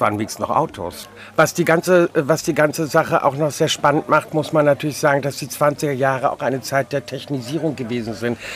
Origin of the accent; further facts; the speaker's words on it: Mecklenburg-Vorpommern, Germany; Wir kommen aus Mecklenburg